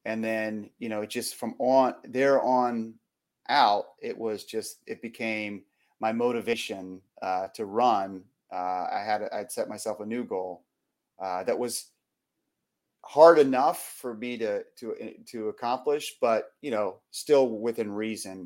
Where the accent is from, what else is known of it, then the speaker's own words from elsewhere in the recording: Arlington, Virginia, United States; my hometown, Arlington